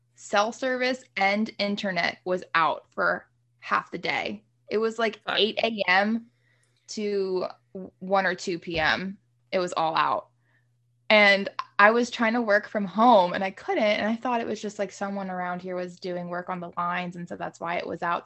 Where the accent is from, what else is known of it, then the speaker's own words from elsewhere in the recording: Haymarket, Virginia, United States; coming from a small town like Haymarket